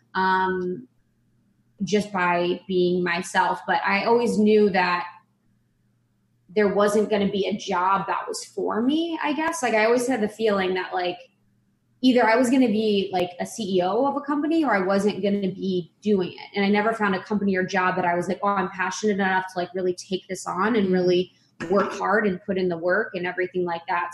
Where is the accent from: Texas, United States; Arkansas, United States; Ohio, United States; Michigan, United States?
Ohio, United States; moved away as an adult; also born or lived in Chicago; I grew up in Ohio, like a small town in Ohio.